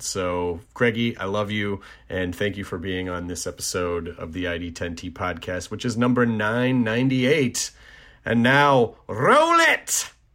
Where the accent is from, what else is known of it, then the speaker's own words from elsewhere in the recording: Tennessee, United States; My home state of Tennessee. Not my home city, but my home state